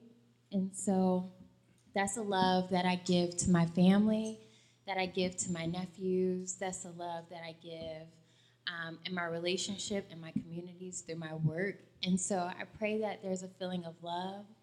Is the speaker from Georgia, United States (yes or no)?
yes; Atlanta, Georgia, United States; I grew up in Atlanta